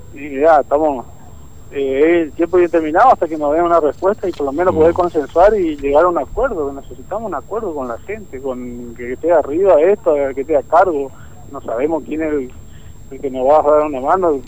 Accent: Potrero Norte, Formosa, Argentina; Yo soy de Potrero Norte.

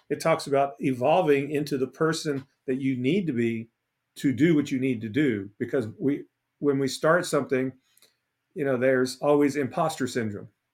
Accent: Port Arthur, Texas, United States; I'm from Port Arthur, Texas.

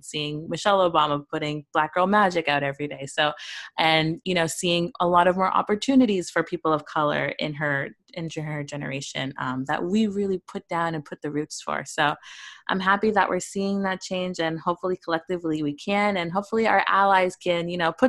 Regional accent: Canada; a little brown girl growing up in Canada

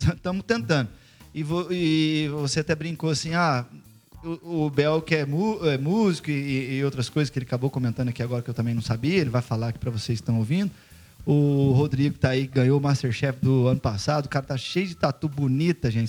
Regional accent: Barretos, São Paulo, Brazil; moved away; eu sou de, de, uma cidade pequena, de Barretos, e venho de lá

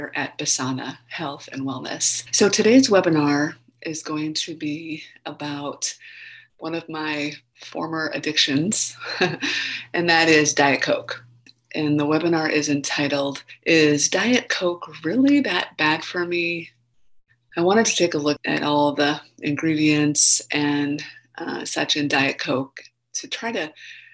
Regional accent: Minnesota, United States; I grew up in Minnesota

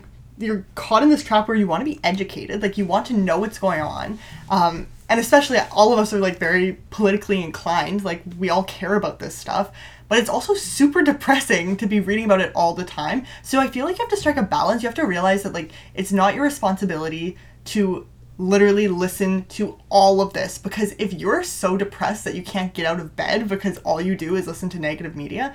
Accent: Ontario, Canada; I'm from Ontario, and so it impacts a lot of my friends and my family

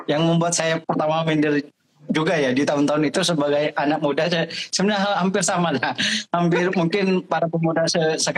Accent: Madura, East Java, Indonesia; itu menyatakan identitas kita sebagai orang Madura.

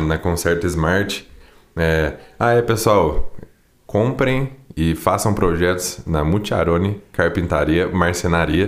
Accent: Poços de Caldas, Minas Gerais, Brazil; eu sou daqui de Poste Caldas, sou um cantor sertanejo

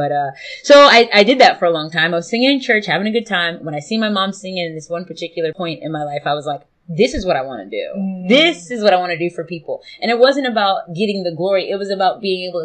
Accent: Smyrna, Delaware, United States; I'm from Smyrna, Delaware, which at the time was pretty rural.

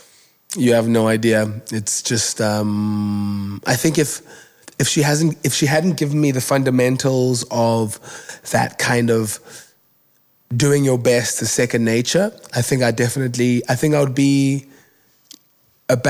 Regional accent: Cape Town, Western Cape, South Africa; I was born in Kugulethu, a township here in Cape Town

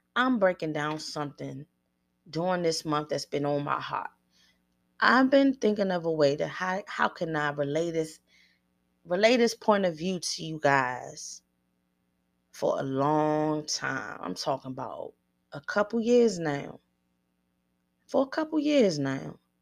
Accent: Washington, District of Columbia, United States; I grew up on the East Coast, mid-thirties, eighties babies

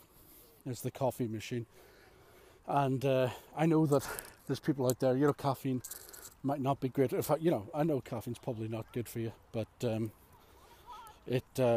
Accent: Ireland; I'm Irish.

